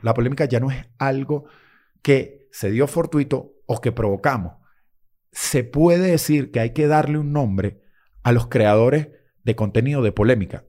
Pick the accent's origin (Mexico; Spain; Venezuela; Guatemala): Venezuela; moved away; como venezolanos